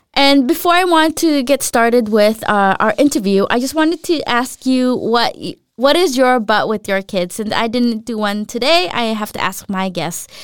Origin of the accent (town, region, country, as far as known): Southern California, United States; born or raised there; moved away as an adult; also born or lived in Philippines; now in Denmark